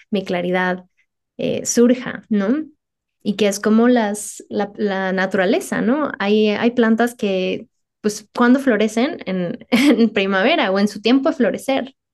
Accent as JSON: {"language": "Spanish", "region": "Mexico City", "country": "Mexico", "tie": "born or raised there", "said": "que yo crecí en la Ciudad de México, entonces entiendo perfectamente esto"}